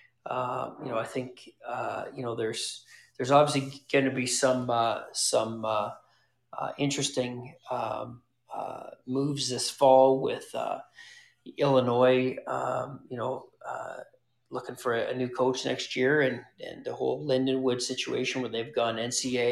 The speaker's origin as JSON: {"language": "English", "country": "Canada", "tie": "born or raised there", "moved": "yes", "said": "where I grew up in Canada"}